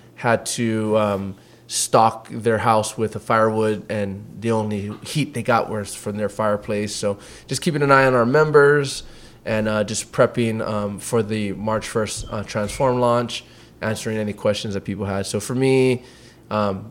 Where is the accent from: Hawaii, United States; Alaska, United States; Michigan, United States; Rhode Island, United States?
Hawaii, United States; Waimea; also born or lived in Los Angeles; now in Texas, United States; I grew up in Waimea on the Big Island of Hawaii.